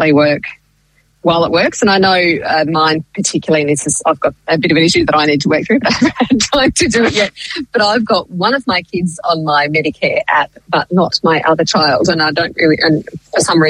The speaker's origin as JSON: {"language": "English", "town": "Clifton Springs", "region": "Victoria", "country": "Australia", "tie": "born or raised there", "said": "I grew up in Clifton Springs for my sort of primary school and high school years"}